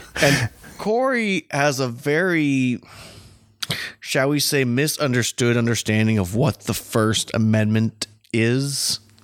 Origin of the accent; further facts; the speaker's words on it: United States; as an American